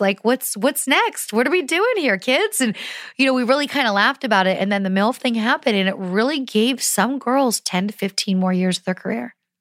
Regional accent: Pennsylvania, United States; I grew up in Pennsylvania

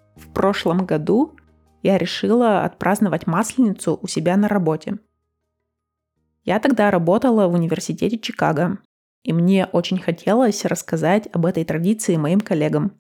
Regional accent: Russia; now in United States; как мы ее отмечаем в России

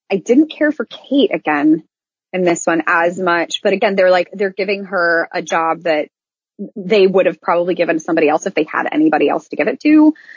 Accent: Iowa, United States; now in Orlando, United States; I was raised in Iowa and I now live in Orlando.

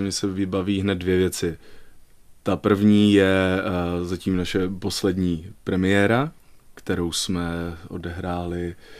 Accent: Brno, South Moravian Region, Czechia; now in Liberec, Czechia; rodilým Pražákem opravdu nejsem, eh, jsem rodilým Brňákem.

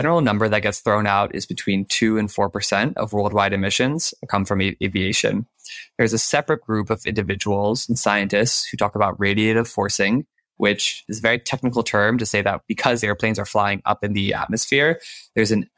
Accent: Maryland, United States; I grew up in Maryland

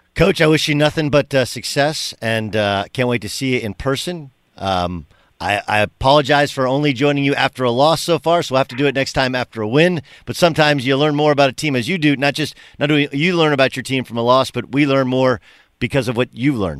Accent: California, United States; I come from California

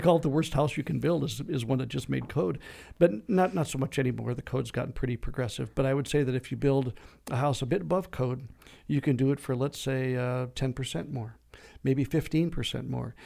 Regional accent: Minnesota, United States; now in Arizona, United States; I grew up in Minnesota

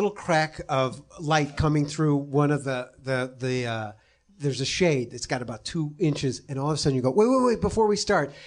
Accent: Chicago, Illinois, United States; I'm from Chicago

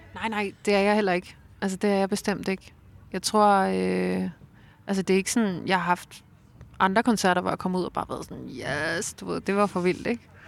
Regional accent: Roskilde, Zealand, Denmark; Jeg voksede op i Roskilde

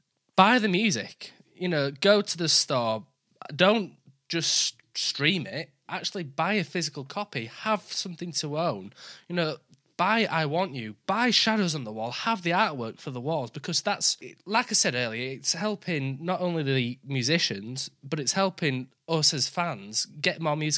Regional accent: Yorkshire and the Humber, United Kingdom; I always apologise for my accent because I'm from Yorkshire

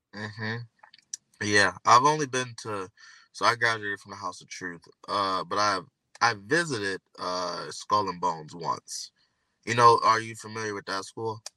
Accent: Michigan, United States; I'm from Michigan

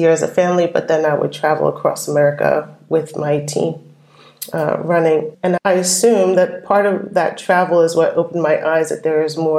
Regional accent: New York, United States; moved away as an adult; also born or lived in Brooklyn, New York; now in Amsterdam, Netherlands; My hometown, I claim, is New York. I was born in Brooklyn, but I grew up in the suburbs

